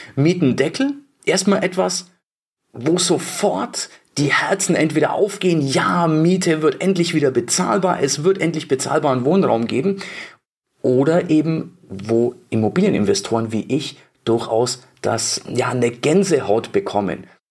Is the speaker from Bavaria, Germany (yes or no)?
yes; Bavaria, Germany; bei uns in Bayern